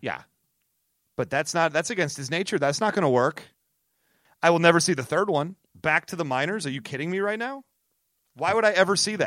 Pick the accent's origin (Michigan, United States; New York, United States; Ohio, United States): Michigan, United States; Detroit; my hometown of Detroit